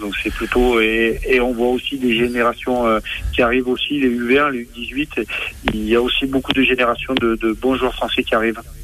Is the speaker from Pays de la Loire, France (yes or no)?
no; Bordeaux, Nouvelle-Aquitaine, France; je suis né à Bordeaux, j'étais étudiant à Bordeaux. Je, suis canolé, je suis girondin